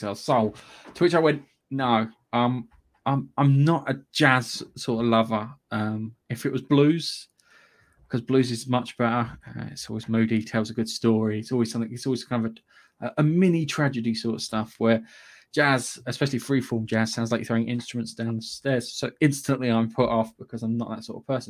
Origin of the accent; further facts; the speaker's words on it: United Kingdom; I'm British.